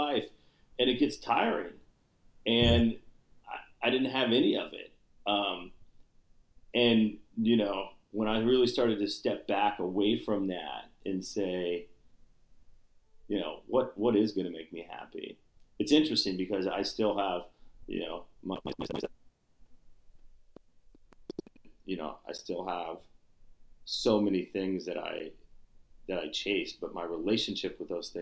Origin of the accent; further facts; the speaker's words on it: Kansas, United States; moved away as an adult; I grew up in Kansas